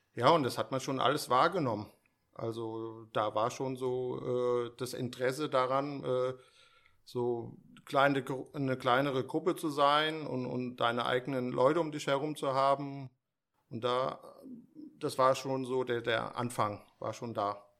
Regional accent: Steinbach, Hesse, Germany; also born or lived in Frankfurt; hier in Frankfurt geboren

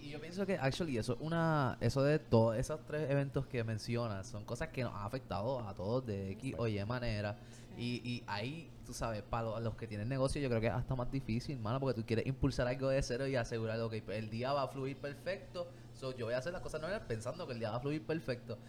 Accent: Puerto Rico; nuestra cultura también como puertorriqueños

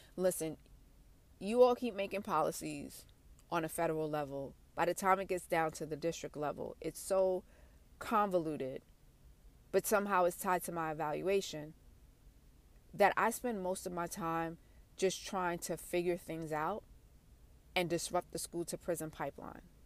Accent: New York City, New York, United States; I'm from Brooklyn

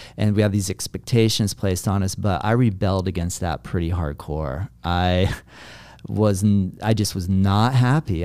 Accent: Juno Beach, Florida, United States; moved away; also born or lived in US West Coast; now I'm in my hometown and my family is here

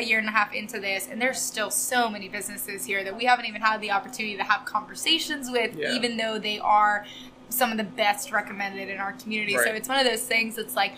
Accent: Raleigh, North Carolina, United States; also born or lived in Wilmington, North Carolina; now in Emerald Isle, United States; I grew up in Raleigh, but I went to UNC Wilmington

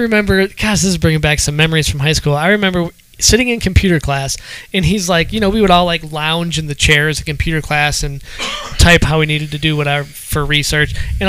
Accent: Ohio, United States; I'm from Ohio, so.

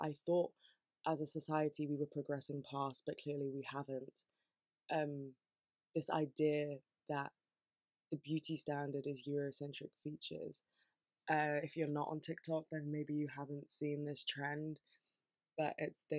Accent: United Kingdom; being here and being born here and being British

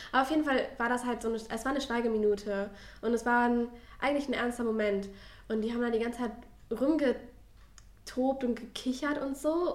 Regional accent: Ruhr area, North Rhine-Westphalia, Germany; ich komme aus dem Ruhrgebiet

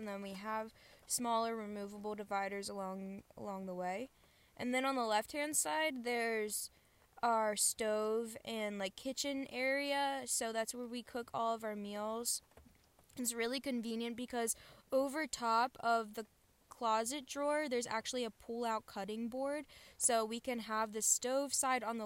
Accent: Baltimore, Maryland, United States; moved away as an adult; I'm 21 years old, and I'm from Baltimore, Maryland

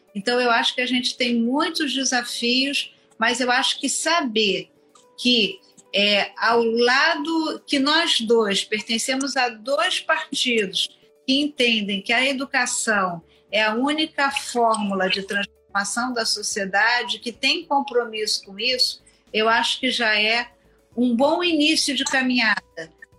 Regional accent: Rio de Janeiro, Brazil; eu sou cria da Penha, eu nunca pe, nunca sei de on, onde, onde eu nasci, porque eu só me lembro da minha infância, adolescência e no início da vida adulta no, no bairro

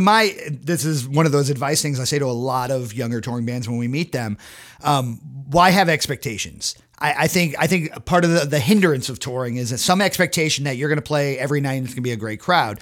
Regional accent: Connecticut and Massachusetts, United States; I grew up in Connecticut and Massachusetts.

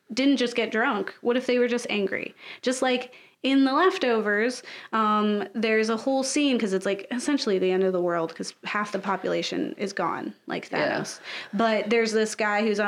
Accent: United States; being an American

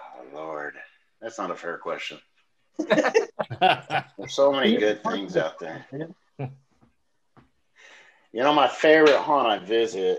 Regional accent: Las Vegas, Nevada, United States; moved away as an adult; also born or lived in Denver; now in Tennessee, United States; I'm from Vegas

